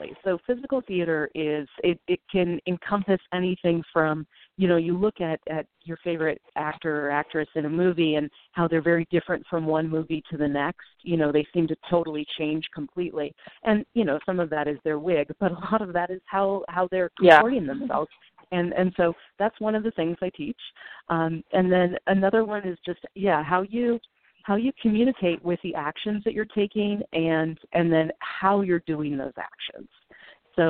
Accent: Northern California, United States; now in Brooklyn, United States; I was raised in Northern California

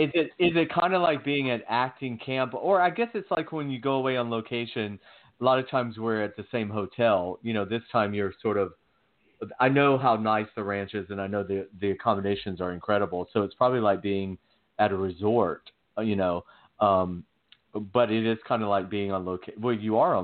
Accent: Athens, Georgia, United States; moved away as an adult; now in California, United States; we're both from Georgia. I'm actually from Athens, Georgia

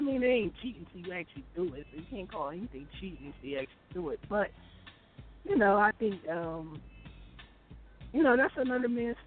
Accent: Philadelphia, Pennsylvania, United States; I'm from Warnock, Bang Bang, Warnock, Uptown, Philly

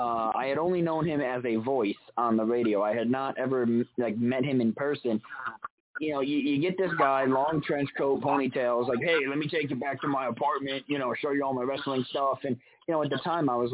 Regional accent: New York, United States; I'm from New York where, you know, people get in fistfights over parking spaces

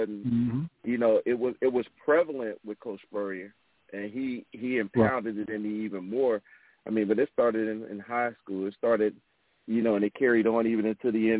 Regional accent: Cincinnati, Ohio, United States; also born or lived in Charlotte, North Carolina / Clover, South Carolina; now in South Carolina, United States; where I came from and where I grew up at in Cincinnati, Ohio

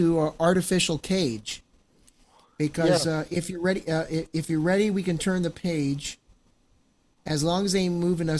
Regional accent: Baltimore County, Maryland, United States; my hometown, Baltimore County, Maryland.

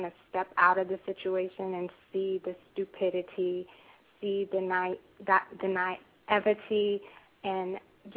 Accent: Florida, United States; now in Virginia, United States; I am originally from Florida. Now I reside in Virginia.

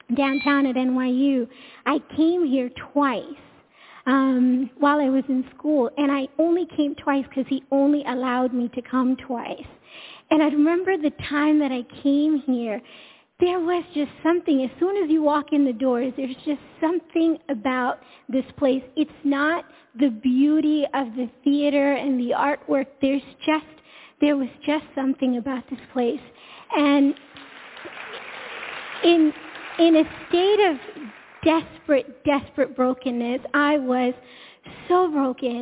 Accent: India; also born or lived in Long Island, New York; I come from India, and so my parents raised us to get an education, start a family

